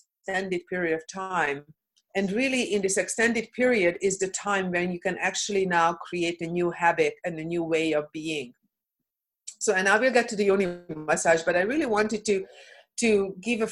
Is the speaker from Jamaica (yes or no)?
no; Hungary; moved away; I come from Hungary. I come from a communist background